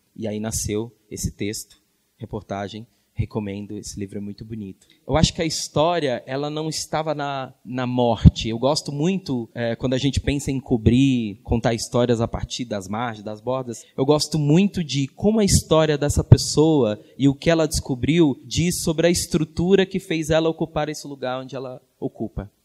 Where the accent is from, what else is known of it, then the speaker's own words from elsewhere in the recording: Minas Gerais, Brazil; nasci em Minas Gerais